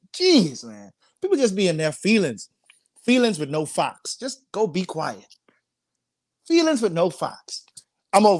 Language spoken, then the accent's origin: English; Bahamas; now in United States; I'm not an American citizen, so I came from the Bahamas